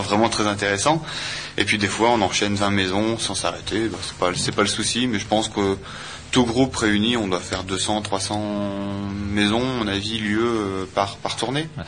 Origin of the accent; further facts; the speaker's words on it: Saint-Jean-Cappel, Hauts-de-France, France; on est originaire de Saint-Jean